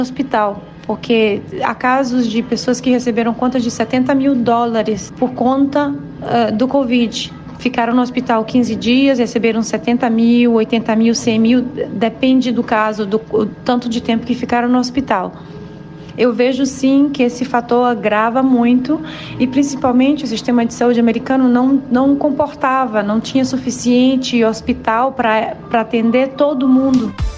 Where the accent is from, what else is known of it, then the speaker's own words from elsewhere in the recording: Brazil; moved away as an adult; also born or lived in New York metropolitan area; now in New York, United States; sou brasileira, fotógrafa